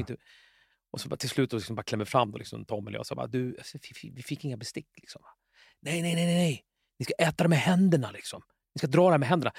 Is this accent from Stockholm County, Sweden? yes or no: yes; Jakobsberg, Stockholm County, Sweden; jag är uppvuxen i Jakan i Jakobsberg.